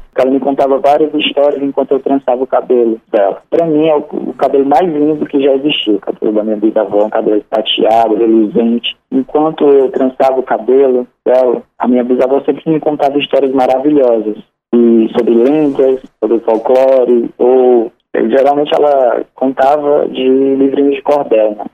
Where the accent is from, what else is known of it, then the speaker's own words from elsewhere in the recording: Sobral, Ceará, Brazil; Eu sou de Sobral, né? Sou filho de Sobral. Sobral é minha terra amada, sempre vai ser